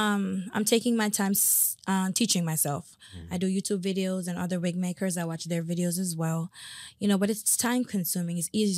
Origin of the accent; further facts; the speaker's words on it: Jamaica; I'm Jamaican. I like to eat bones.